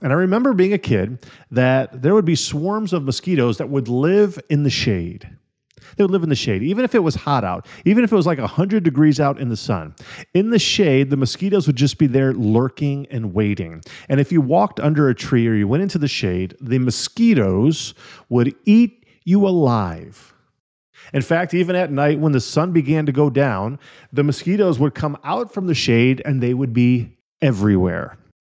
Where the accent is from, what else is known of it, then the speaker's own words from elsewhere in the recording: Illinois and Wisconsin, Midwest, United States; moved away; also born or lived in California; When I was a little kid, I grew up in Illinois and Wisconsin